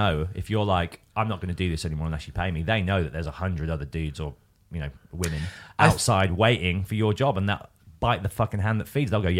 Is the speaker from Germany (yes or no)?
no; Birmingham, West Midlands, United Kingdom; now in London, United Kingdom; I'm from Birmingham and Kerrang was based in Birmingham, so I could live at home with my mum, free of rent.